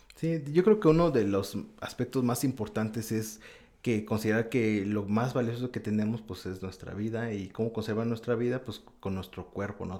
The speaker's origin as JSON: {"language": "Spanish", "country": "Mexico", "moved": "as an adult", "lives_now": "Osaka, Japan", "said": "como mexicano"}